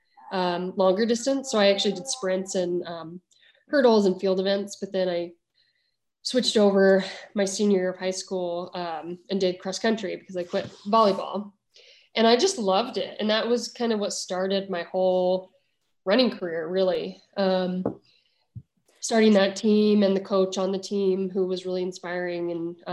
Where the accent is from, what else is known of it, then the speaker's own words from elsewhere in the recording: Oregon, United States; now in Boulder, United States; I'm from Oregon. My family lives there